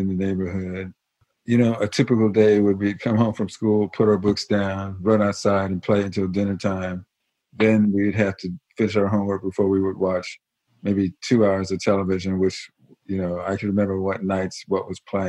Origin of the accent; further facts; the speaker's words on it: Los Angeles, California, United States; when I was a kid growing up in Los Angeles